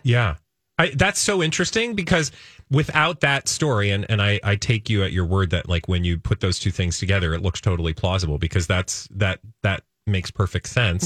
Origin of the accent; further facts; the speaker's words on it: Minnesota, United States; as a Minnesotan